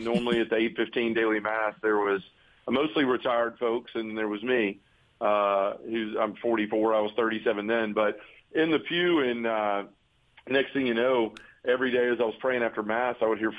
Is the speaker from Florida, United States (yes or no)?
no; Memphis, Tennessee, United States; I was born and raised here in Memphis, you know, I still live here. Love the city.